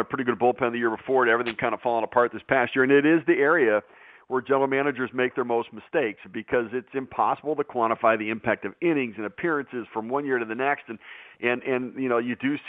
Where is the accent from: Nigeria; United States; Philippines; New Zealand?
United States; Detroit, Michigan; I grew up in Detroit, and even in Detroit, it was that way for me growing up